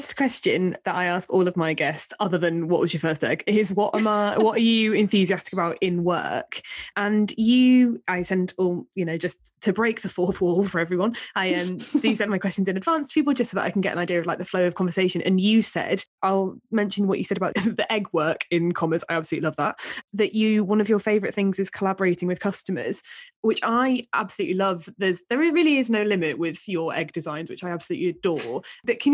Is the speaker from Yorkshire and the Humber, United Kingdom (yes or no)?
yes; Hull, Yorkshire and the Humber, United Kingdom; accent: Hull; I'm also from Hull, and so Soeuf in a Hull accent would be said as surf